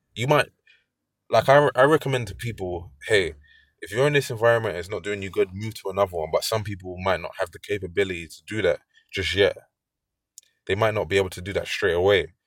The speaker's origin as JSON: {"language": "English", "region": "London", "country": "United Kingdom", "said": "I'm from London"}